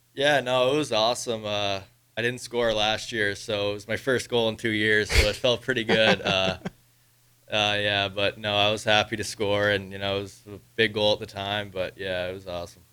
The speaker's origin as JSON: {"language": "English", "region": "Prince Edward Island", "country": "Canada", "moved": "yes", "said": "I'm from Prince Edward Island, Canada, so it's a little island on the East Coast."}